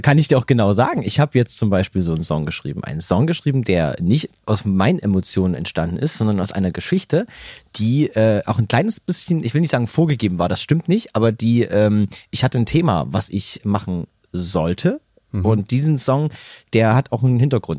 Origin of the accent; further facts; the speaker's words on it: Saxony, Germany; accent: Saxon; moved away; also born or lived in Bavaria; Ich bin gerne in Sachsen geboren. Ich wohnte sehr gerne da.